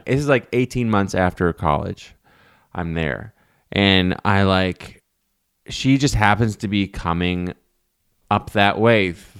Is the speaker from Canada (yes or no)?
yes; Ottawa, Ontario, Canada; I grew up in Ottawa downtown